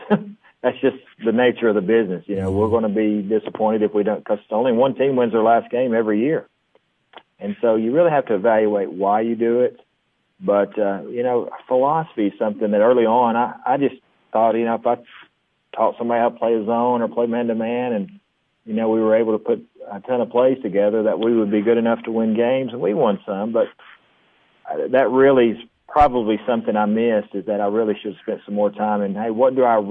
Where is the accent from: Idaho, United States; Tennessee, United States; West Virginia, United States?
Tennessee, United States; Monterey; I'm from Monterey and I get to coach here